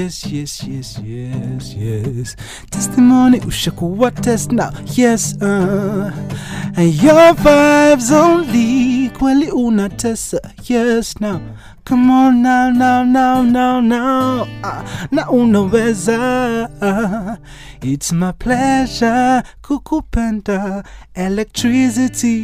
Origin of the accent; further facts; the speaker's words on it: Nairobi, Kenya; I'm from Nairobi